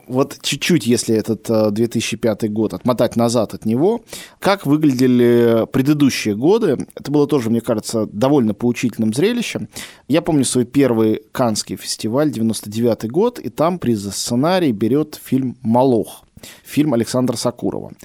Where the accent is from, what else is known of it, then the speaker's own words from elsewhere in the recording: Russia; я из России